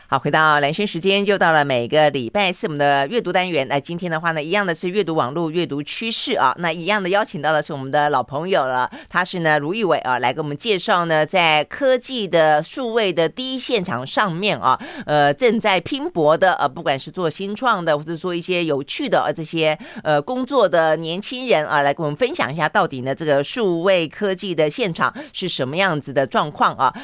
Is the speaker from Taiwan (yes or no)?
yes; Tainan, Taiwan; 这个台南是我老家